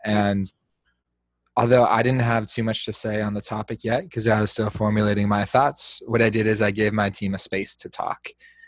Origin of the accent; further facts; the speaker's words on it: Indiana, United States; moved away as an adult; also born or lived in Ohio / Chicago, Illinois; now in San Francisco, United States; I am originally from Indiana, did grow up on a small farm town there in the Midwest.